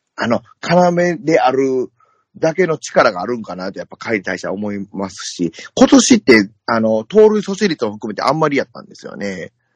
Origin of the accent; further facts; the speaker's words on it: Kansai, Japan; accent: Kansai-ben; 僕、まあまあ関西弁